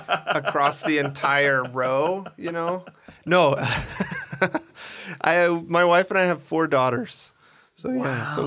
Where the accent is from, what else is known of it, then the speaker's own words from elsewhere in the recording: Seattle, Washington, United States; now in Argentina; I'm from Seattle.